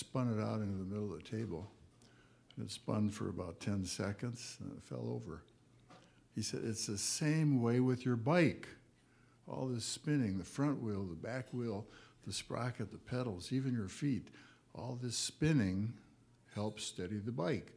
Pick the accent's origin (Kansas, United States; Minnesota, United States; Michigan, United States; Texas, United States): Michigan, United States; Detroit; I was born and raised in Detroit